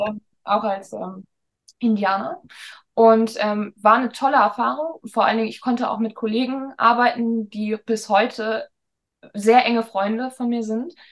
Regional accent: Hamburg, Germany; bin ich dann zurück nach Hamburg gegangen, weil Hamburg einfach meine Heimat ist

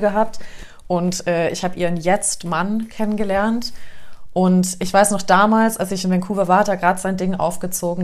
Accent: Taunus, Hesse, Germany; now in Munich, Germany; wir sind auch irgendwo da im Taunus mit aufgewachsen.

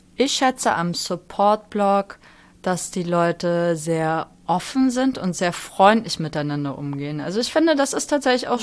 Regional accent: Mecklenburg-Vorpommern, Germany; moved away as an adult; now in Hamburg, Germany; aus der Zeit, als ich da aufgewachsen

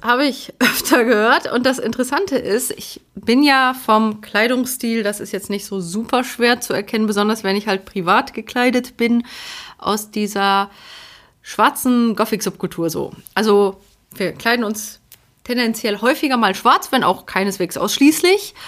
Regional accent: Poland; moved away; ich bin ja aus Polen

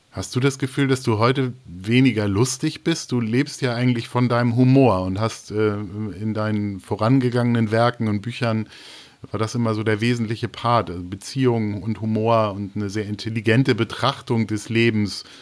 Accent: East Germany, Germany; Naja, ich komme ja aus, aus dem Osten Deutschlands, also und nicht nur aus dem Osten Deutschlands, sondern ich komme auch aus, aus

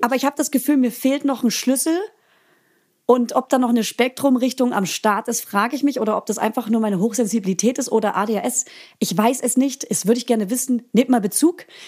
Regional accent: Franconia, Bavaria, Germany; als Fränkin.

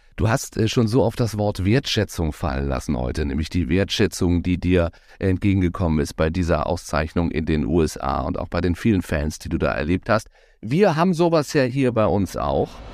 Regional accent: Baden-Baden, Baden-Württemberg, Germany; Ich bin in Baden-Baden geboren

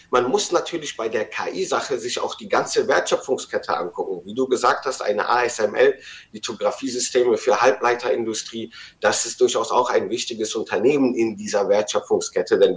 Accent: Rhineland, Germany; als Rheinländer würde ich mich erstmal auf den Tribünen positionieren und den Rosenmontag genießen

